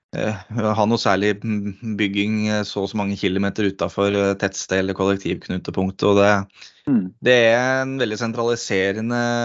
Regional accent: Eggedal, Buskerud, Norway; Eggedal skole som jeg gikk på der jeg vokste opp

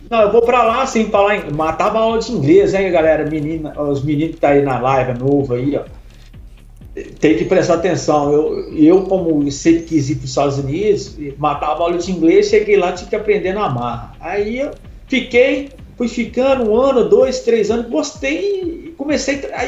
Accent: Minas Gerais, Brazil; also born or lived in Ipatinga / Belo Horizonte / Itabirito; Eu sempre gostei de música, sou mineiro de Minas aqui. É, já morei em muitas cidades, porque meu pai era, era ferroviário

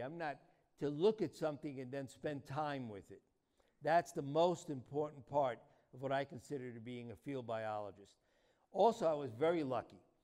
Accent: New York City, New York, United States; moved away as an adult; now in Arizona, United States; I was born in New York City, and if my accent doesn't give me away, it doesn't matter how long. I've been in Arizona for 37 years

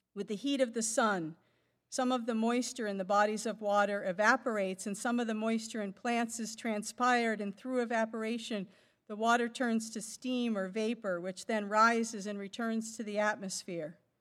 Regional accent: Boston, Massachusetts, United States; moved away; I'm from the Boston area, for instance, My family still lives there

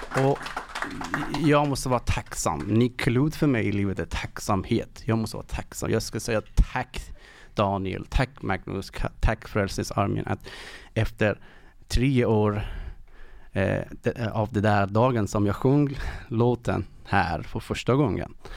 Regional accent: Iran; Swedish is a second language; moved away as an adult; now in Sweden; jag kommer ifrån Iran och har varit i tre år här i Sverige

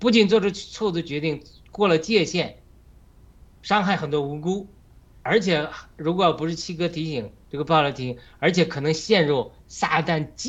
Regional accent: China; 同样，无论是西方或者我们中国人民，我们对我们这个哈马斯组织啊，中共这个组织啊，就是我们养出来的。

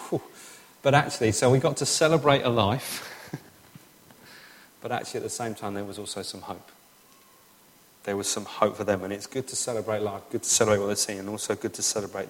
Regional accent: England, United Kingdom; I'm English

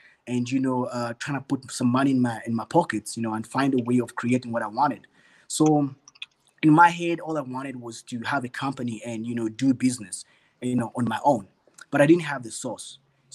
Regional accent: Uganda; moved away as an adult; now in Johannesburg, South Africa; I grew up in Uganda

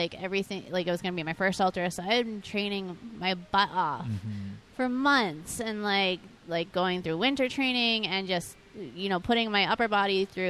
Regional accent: New England, United States; we're from New England

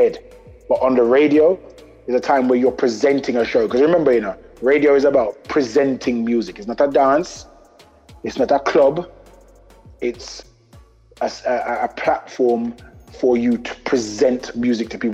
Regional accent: London, United Kingdom; I represent E5. E5 we represent, which is East London.

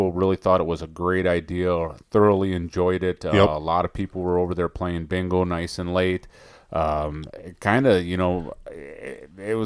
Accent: Ellsworth, United States; I grew up in Ellsworth.

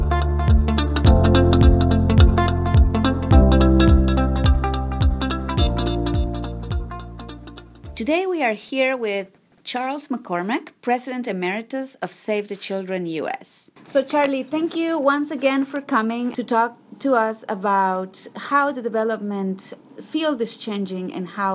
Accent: Ecuador; I grew up in Ecuador

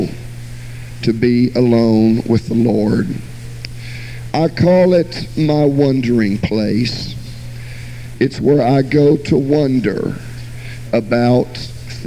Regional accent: Jacksonville, Florida, United States; also born or lived in Miami, Florida; I was born in Miami, Florida, and was raised all of my childhood in Jacksonville, Florida

